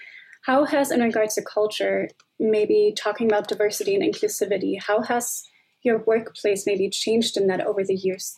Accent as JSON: {"language": "English", "country": "Germany", "moved": "yes", "said": "I'm originally from Germany"}